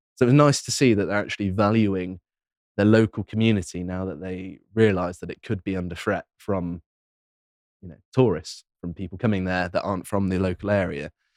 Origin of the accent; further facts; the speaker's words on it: Devon, South West England, United Kingdom; moved away; I grew up in Devon, so I know it very well